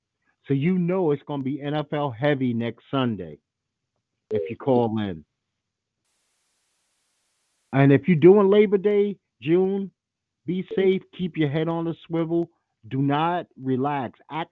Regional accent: Trinidad & Tobago; No, I'm not from Jamaica. My wife is straightening out in a second. I'm from Trinidad, dumbass.

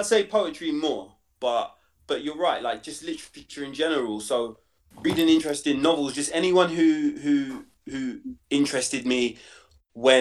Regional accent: London, United Kingdom; I grew up in Stoke Newington, and then the kind of Hoxton end of Hackney.

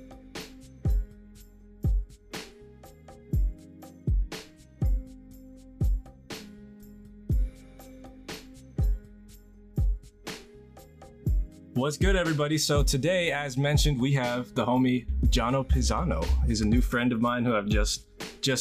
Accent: New Jersey, United States; moved away as an adult; also born or lived in New York City; now in Manila, Philippines; I'm born and raised in New Jersey.

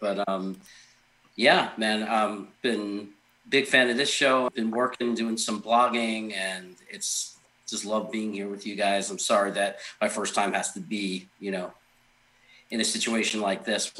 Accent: New York City, New York, United States; moved away as an adult; now in Sacramento, United States; Well, I grew up in Brooklyn, New York, been a Jets fan since 1982. moved out to Sacramento, California, 2016.

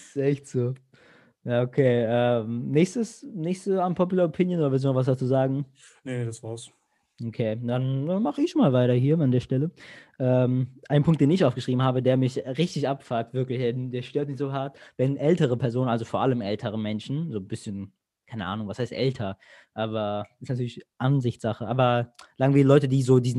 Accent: Greece; now in Germany; Zum Beispiel jetzt ich als Grieche so, bei uns wird nichts synchronisiert im Fernseher in Griechenland

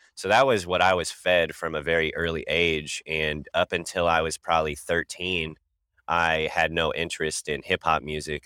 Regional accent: Kansas City, Missouri, United States; I'm from Kansas City, Missouri

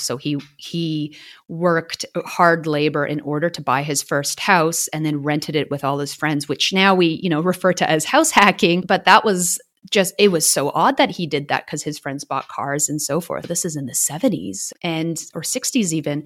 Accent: Canada; now in Melbourne, Australia; I'm a Canadian living in Wurundjeri land in Australia, also known as Melbourne.

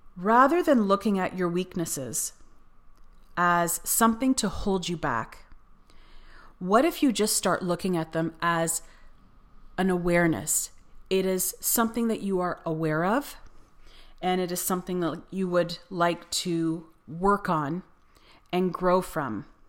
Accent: Canada; moved away as an adult; also born or lived in Cyprus; in Canada, you aren't really taught grammar when you take English class

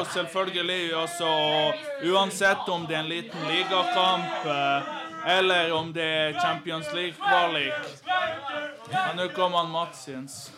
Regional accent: Serbia; moved away; når jeg var hjemme i Serbia

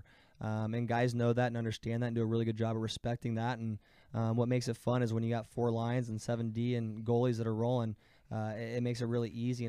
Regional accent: Huber Heights, Ohio, United States; moved away; where I grew up in Heber Heights

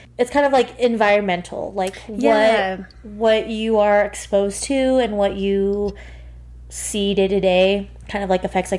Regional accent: Montana, United States; moved away as an adult; now in Denver, United States; I honestly feel like I've become more grateful for growing up in Montana than I have in previous years.

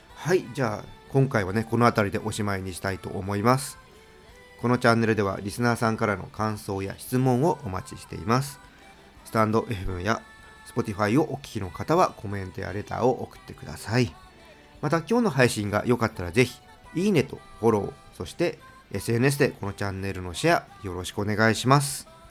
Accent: Tokyo, Japan; 私はねもう東京生まれの東京育ちなので

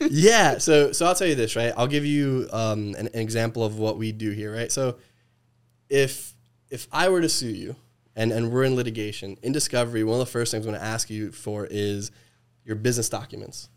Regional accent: New Jersey, United States; moved away; I'm, I'm from the East Coast

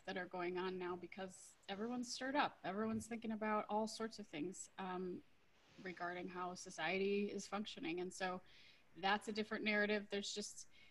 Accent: Minnesota, United States; moved away as an adult; also born or lived in Hawaii / Europe; I grew up in Minnesota

